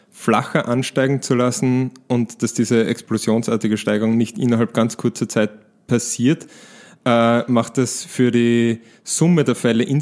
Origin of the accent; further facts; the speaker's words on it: Switzerland; es gibt beispielsweise eine Berechnung, die ich als Schweizer durchgeführt habe